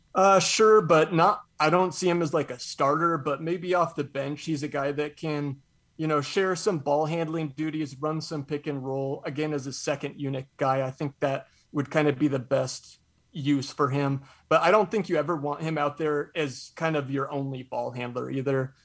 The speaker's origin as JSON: {"language": "English", "town": "Spokane", "region": "Washington", "country": "United States", "said": "I'm from Spokane"}